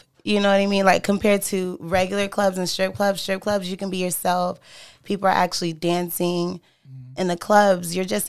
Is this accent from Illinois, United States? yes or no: no; Texas, United States; moved away as an adult; also born or lived in California / Chicago; now in Brooklyn, United States; I was raised in Texas.